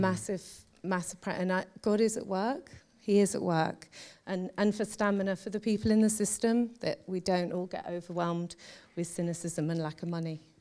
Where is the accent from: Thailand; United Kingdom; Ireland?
United Kingdom; London; now in Birmingham, United Kingdom; I grew up in London